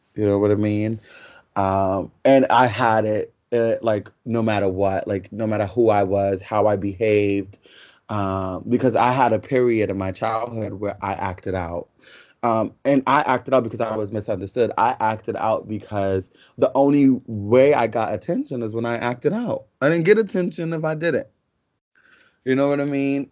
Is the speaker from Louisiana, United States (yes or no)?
no; New York City, New York, United States; also born or lived in Yonkers, New York; we're from the South Bronx